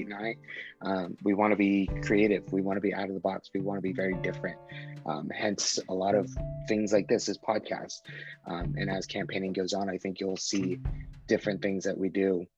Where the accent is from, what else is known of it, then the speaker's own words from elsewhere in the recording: Reno, Nevada, United States; also born or lived in Quito, Ecuador / Yerington, Nevada; I was born in Quito, Ecuador in South America. I was an orphan for about 3 years, and then I was adopted when I was 5 and moved to Yerington, Nevada, where we lived for about 3 years. And then I moved to South Reno, lived there for 7-8 years, and then I moved back to Yerington for high school